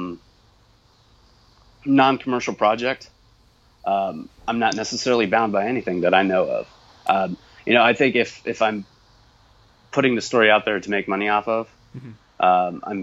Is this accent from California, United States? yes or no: no; Illinois, United States; I'm from Illinois